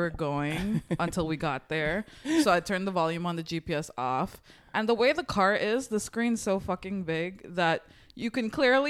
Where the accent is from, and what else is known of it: Guyana